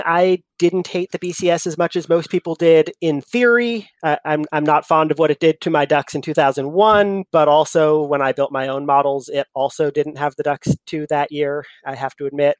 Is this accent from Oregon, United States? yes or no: yes; Eugene, Oregon, United States; Born and raised in Eugene, Oregon